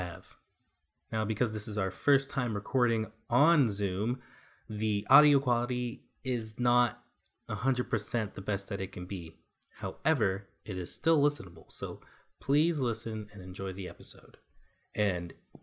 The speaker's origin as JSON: {"language": "English", "town": "New York City", "region": "New York", "country": "United States", "said": "I am originally from New York City"}